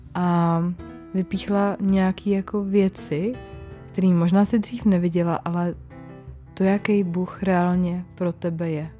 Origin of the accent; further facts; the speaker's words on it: Czechia; my jsme i Češi takový jako ateisti